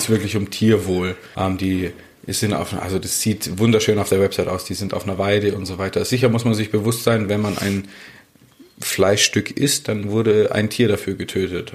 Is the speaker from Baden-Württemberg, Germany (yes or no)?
yes; Stuttgart, Baden-Württemberg, Germany; moved away as an adult; also born or lived in St. Moritz; ich bin Stuttgarter ursprünglich.